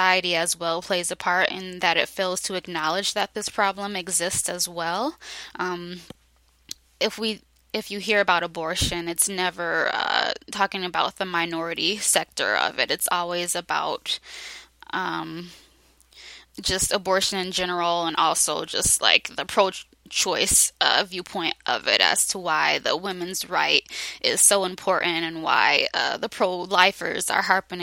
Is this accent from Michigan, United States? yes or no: yes; Detroit, Michigan, United States; also born or lived in Grand Rapids, Michigan; I've been living in Detroit for the majority of my life